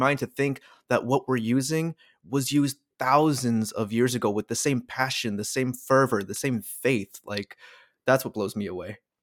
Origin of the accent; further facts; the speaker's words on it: California, United States; our own state of California